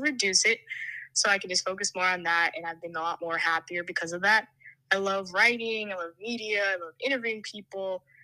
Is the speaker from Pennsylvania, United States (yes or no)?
yes; Aldan, Pennsylvania, United States; moved away as an adult; now in Dallas, United States; I'm a sophomore from Alden, Pennsylvania